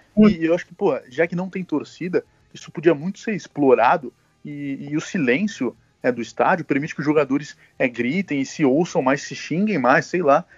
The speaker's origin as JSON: {"language": "Portuguese", "town": "Santos", "region": "São Paulo", "country": "Brazil", "said": "eu sou de Santos"}